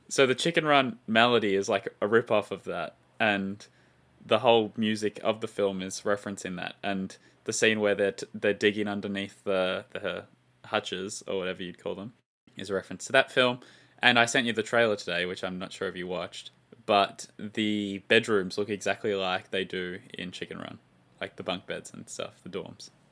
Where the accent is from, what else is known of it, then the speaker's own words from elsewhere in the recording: Australia; as an Australian